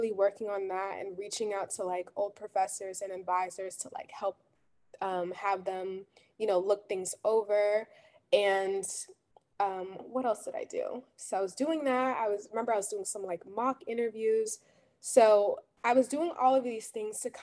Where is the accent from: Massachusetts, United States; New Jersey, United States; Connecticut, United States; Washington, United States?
New Jersey, United States; Jersey City; I'm from Jersey City, New Jersey